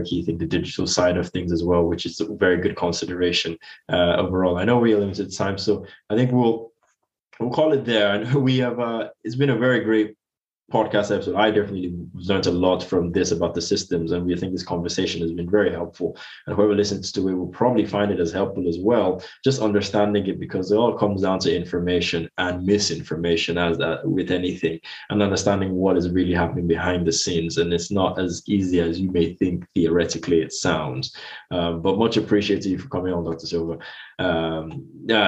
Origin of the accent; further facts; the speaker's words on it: Nigeria; now in United Kingdom; I come from Nigeria